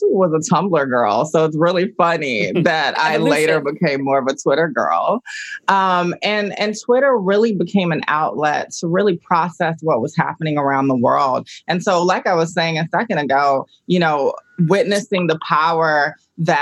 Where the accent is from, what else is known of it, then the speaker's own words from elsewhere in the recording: Augusta, Georgia, United States; I grew up in Augusta, Georgia.